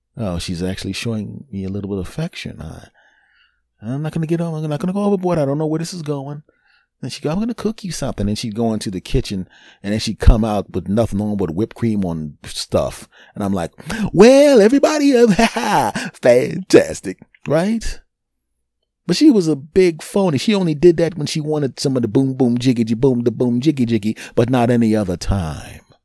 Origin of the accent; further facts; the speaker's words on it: Philadelphia, Pennsylvania, United States; my hometown team won the Super Bowl a couple of years ago. I went to the parade